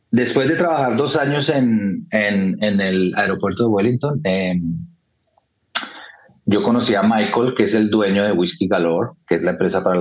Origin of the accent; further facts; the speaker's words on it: Bogotá, Colombia; moved away as an adult; also born or lived in London; soy de Bogotá, Colombia, em, y dejé Colombia ya hace casi 20 años, en el 2004 me fui a vivir a Londres